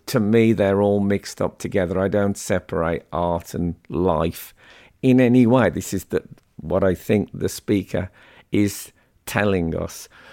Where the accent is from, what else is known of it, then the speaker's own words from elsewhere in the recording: West Midlands, United Kingdom; growing up in the West Midlands